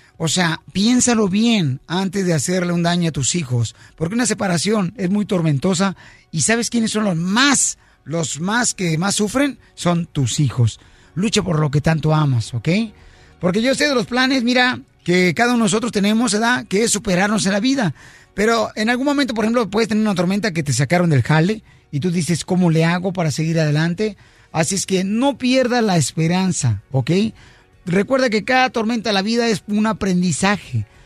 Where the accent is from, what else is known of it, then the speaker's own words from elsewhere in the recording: Mexico; somos mexicanos, porque somos latinos